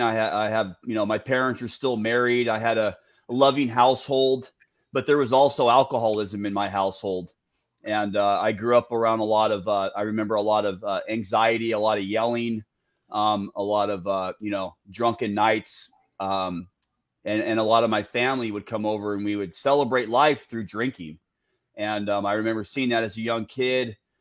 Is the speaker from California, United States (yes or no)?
yes; Santa Ana, California, United States; I grew up off 17th Street